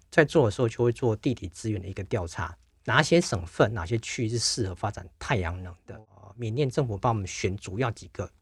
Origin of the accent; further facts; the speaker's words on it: Taiwan; 我们嗯。台湾人去就几个而已